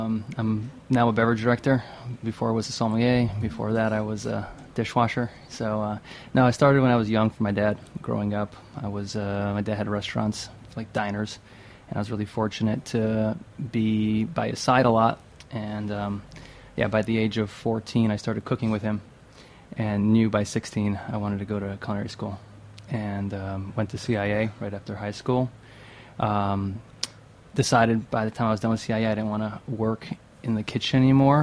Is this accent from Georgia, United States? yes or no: no; Western New York, United States; moved away as an adult; now in New York City, United States; I'm from Western New York